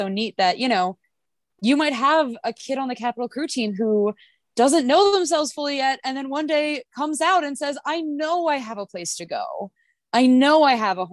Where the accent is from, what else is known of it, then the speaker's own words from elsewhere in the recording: Philadelphia, Pennsylvania, United States; I'm from Philadelphia